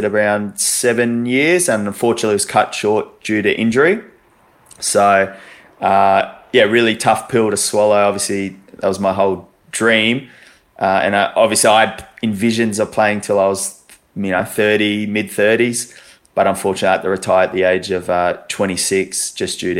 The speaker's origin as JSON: {"language": "English", "town": "Brisbane", "region": "Queensland", "country": "Australia", "tie": "born or raised there", "said": "I was born and bred in Brisbane, obviously a Queenslander."}